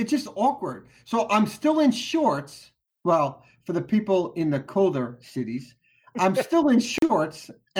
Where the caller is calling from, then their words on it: Orlando, Florida, United States; I am actually calling from Orlando.